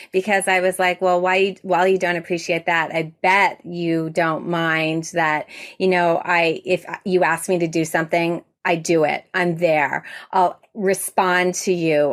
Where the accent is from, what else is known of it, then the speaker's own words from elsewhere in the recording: Toronto, Ontario, Canada; I'm from Toronto, Ontario, Canada